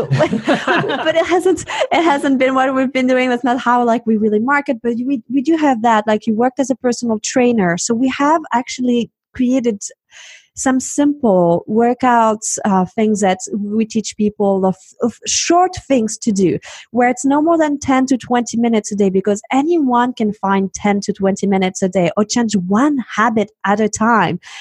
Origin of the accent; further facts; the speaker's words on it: Switzerland; now in United States; I happen to be uh, European. I'm from Switzerland